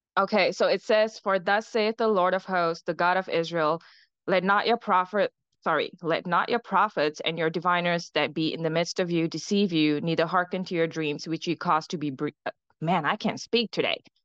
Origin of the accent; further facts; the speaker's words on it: Singapore; I'm from Singapore.